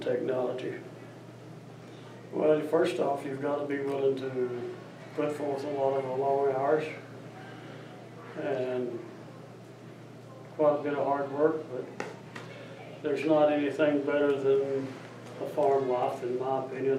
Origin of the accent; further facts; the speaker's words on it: Bethel community, Watauga County, North Carolina, United States; I was born in the Bethel community of Watauga County